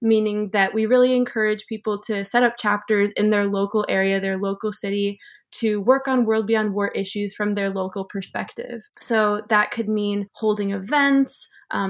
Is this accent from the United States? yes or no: yes; Chicago, Illinois, United States; moved away as an adult; also born or lived in Israel; now in Montreal, Canada; I'm originally from the suburbs of Chicago, which is actually where I'm calling in from right now. well, you know, family originally from other places, but that's where I grew up, is the area around Chicago.